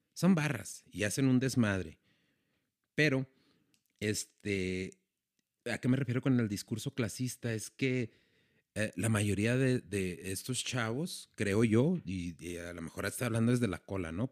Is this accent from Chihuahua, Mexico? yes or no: yes; Ciudad Juárez, Chihuahua, Mexico; estoy en mi ciudad, en donde yo nací, donde crecí, en Ciudad Juárez